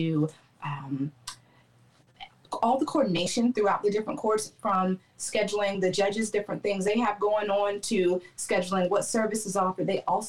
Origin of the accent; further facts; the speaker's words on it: Clarksville, Tennessee, United States; also born or lived in Baltimore, Maryland; Okay, well, I'm originally from Baltimore, Maryland. That's where I was born. I got to Clarksville, Tennessee in about 1995. I am the child of soldiers, so we stayed here for my stepdad's duty station. I grew up here, and then I joined the Army from here.